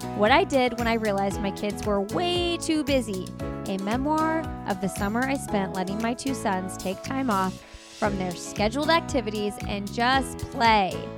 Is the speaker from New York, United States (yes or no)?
no; Indiana, United States; moved away as an adult; now in North Carolina, United States; We've moved from Indiana, and no sh, no hate on Indiana. I love Indiana. I'm from Indiana.